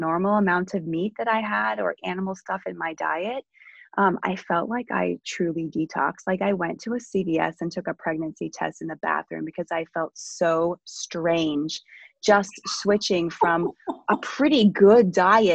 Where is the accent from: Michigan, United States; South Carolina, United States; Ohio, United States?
Ohio, United States; I grew up in Ohio in the midst of cornfields